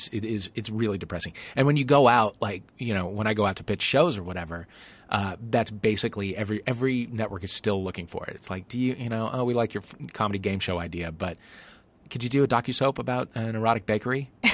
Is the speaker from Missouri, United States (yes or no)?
yes; St. Louis, Missouri, United States; I'm from St. Louis, Missouri, yeah.